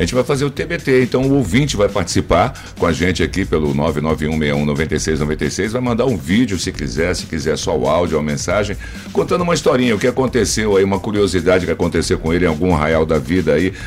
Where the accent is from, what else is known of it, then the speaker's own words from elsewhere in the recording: São Paulo, Brazil; also born or lived in Rio de Janeiro; now in Maranhão, Brazil; sou carioca, né? Fui criado em São Paulo